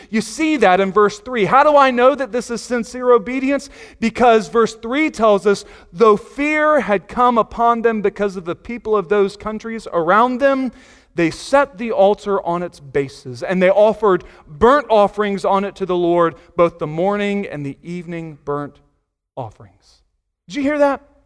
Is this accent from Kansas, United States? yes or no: no; Virginia Beach, Virginia, United States; I grew up in Virginia Beach